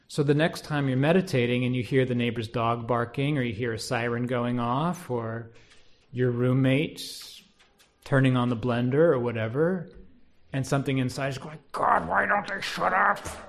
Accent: United States; being an American

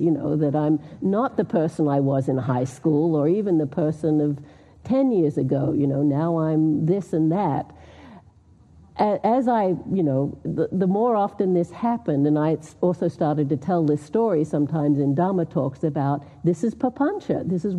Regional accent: Australia; now in United States; moved here in 1988, so I've been here for a long time, but people still think I have an accent. I'm Australian. When I go to Australia, they think I'm American, because now I picked up somewhat this accent, but anyway, I do come from Australia.

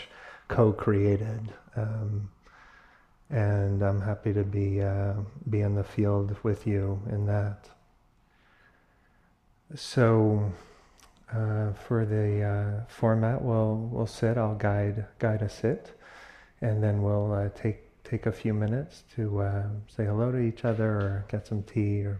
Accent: New York, United States; now in California, United States; I grew up in New York, but have been in California for 20 years

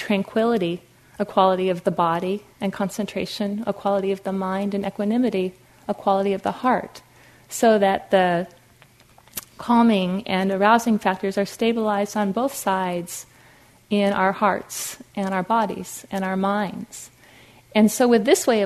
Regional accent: Fargo, North Dakota, United States; I grew up in Fargo, North Dakota, like the movie

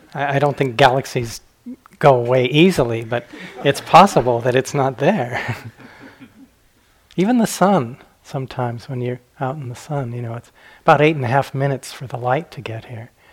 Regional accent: Arizona, United States; also born or lived in Flagstaff, Arizona; I grew up in Arizona, it's my home state

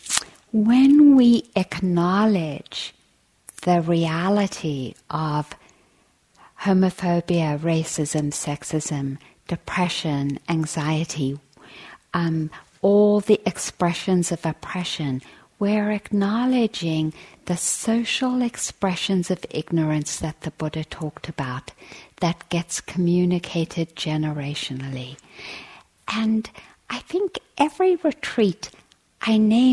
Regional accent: South Africa; I grew up in South Africa

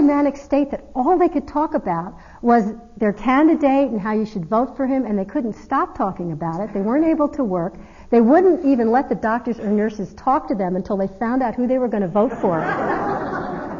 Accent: East Coast, United States; I'm from the East Coast.

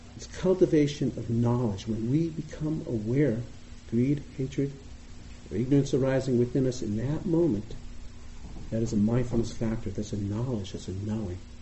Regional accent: Boston, Massachusetts, United States; accent: Boston; You may hear from my voice, I sound like I'm from Boston, and I am.

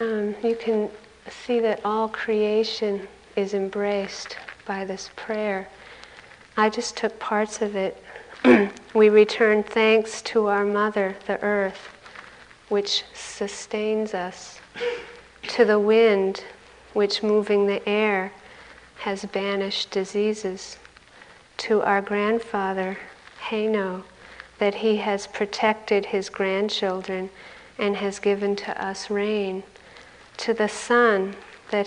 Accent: United States; I grew up on Lake Kitichewet, on a beautiful lake in the woods

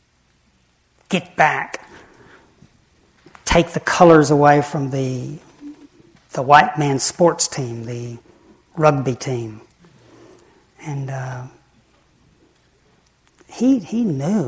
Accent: the Bible Belt, United States; I grew up in the Bible Belt

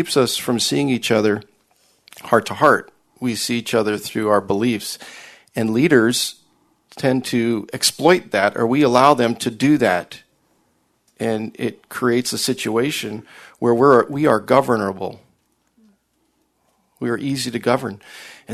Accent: Reno, Nevada, United States; I'm from Reno. I'm a businessman

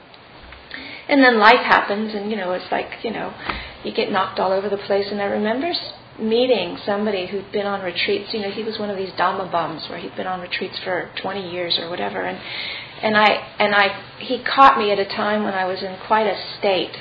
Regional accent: California, United States; I was born in California

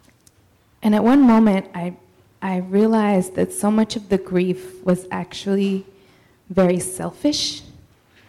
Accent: Mexico; moved away; I'm from Mexico. I was born in Mexico, but she was my living root still in Mexico.

